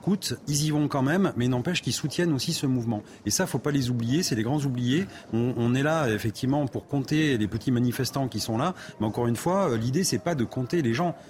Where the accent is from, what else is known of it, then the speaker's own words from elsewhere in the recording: Périgueux, Nouvelle-Aquitaine, France; je suis de Périgueux